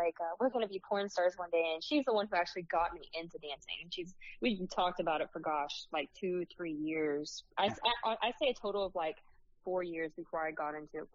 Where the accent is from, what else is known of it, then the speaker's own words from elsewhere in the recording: Florida, United States; I'm from Florida